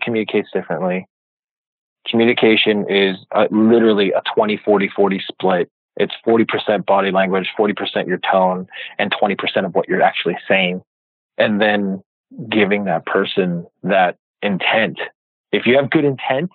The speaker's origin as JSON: {"language": "English", "town": "New York City", "region": "New York", "country": "United States", "also_born_or_lived": "Jersey City, New Jersey / South Jersey", "moved": "as an adult", "lives_now": "California, United States", "said": "I'm from New York City, so New York City, Jersey City. I worked in New York and lived in South Jersey"}